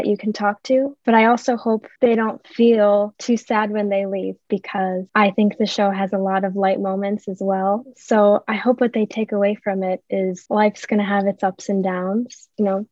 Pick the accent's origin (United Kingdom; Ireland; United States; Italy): United States; Buffalo, New York; I've born and raised in Buffalo, been here my whole life